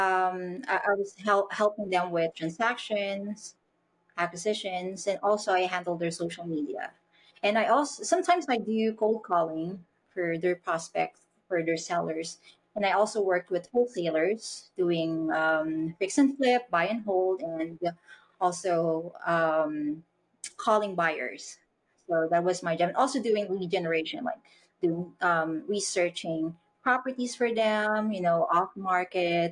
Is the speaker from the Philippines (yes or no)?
yes; Philippines; I'm from the Philippines.